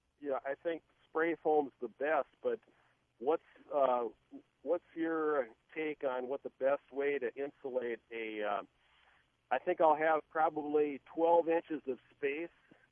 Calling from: Farmington, Minnesota, United States

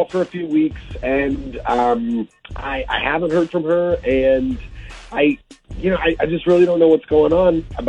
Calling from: Rolla, Missouri, United States; Good morning. I've been calling from Rolla.

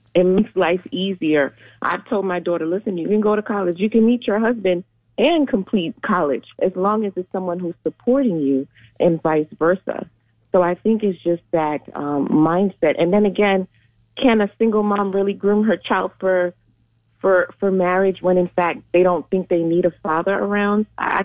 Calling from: Orlando, Florida, United States; Hi, I'm calling from Orlando.

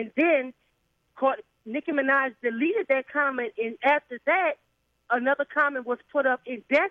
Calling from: Louisiana, United States; I'm calling from Vashon, Louisiana.

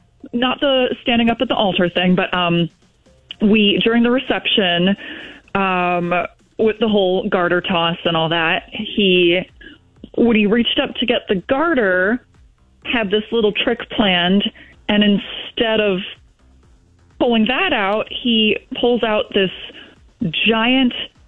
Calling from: Fulton, United States; from Fulton.

